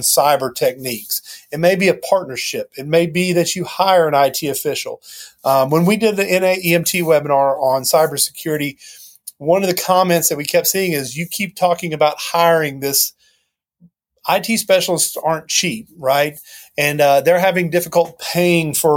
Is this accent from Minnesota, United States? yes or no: no; near Knoxville, Tennessee, United States; born or raised there